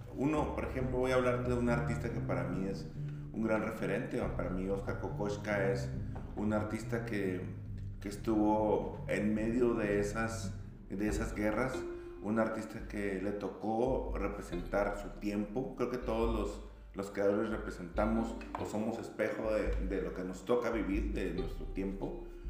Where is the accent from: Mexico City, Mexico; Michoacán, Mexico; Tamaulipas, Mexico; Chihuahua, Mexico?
Chihuahua, Mexico; Cuauhtémoc; yo soy de, originario de Cuauhtémoc, Chihuahua